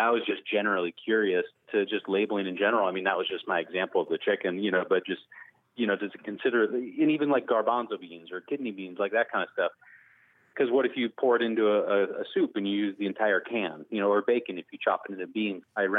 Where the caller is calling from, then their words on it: Fresno, California, United States; Hi, I'm … from Fresno, California.